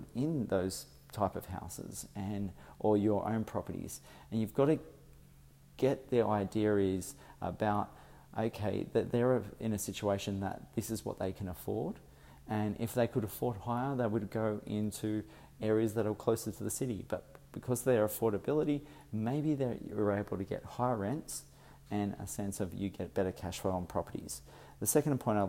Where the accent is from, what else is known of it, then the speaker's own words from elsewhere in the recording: Sydney, New South Wales, Australia; As I am from Sydney, I've come up to Brisbane